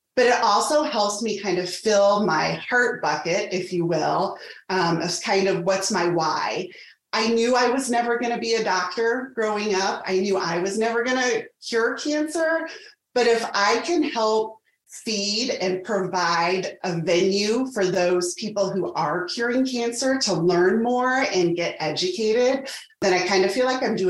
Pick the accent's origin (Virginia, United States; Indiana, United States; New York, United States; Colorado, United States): Indiana, United States; Indianapolis; also born or lived in Evansville, Indiana; now in Carmel, United States; I am originally from Indianapolis, moved back there after school. So currently I'm located in Carmel